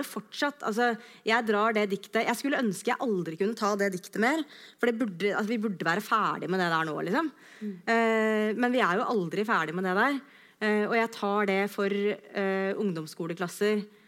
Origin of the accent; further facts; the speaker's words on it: Skjetten, Akershus, Norway; also born or lived in Løvenstad; jeg er fra Skjetten utafor Lillestrøm